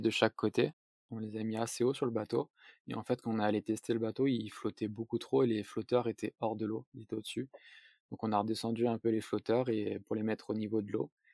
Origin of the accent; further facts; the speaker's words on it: south-east France, France; j'ai vingt-huit ans, je suis originaire du sud-est de la France.